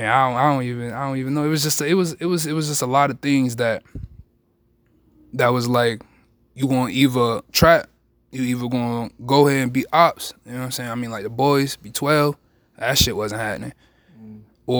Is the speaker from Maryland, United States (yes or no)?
yes; Baltimore, Maryland, United States; also born or lived in Queens, New York / Rochdale Village, Queens; I'm originally from Queens, New York. I grew up in Baltimore, Maryland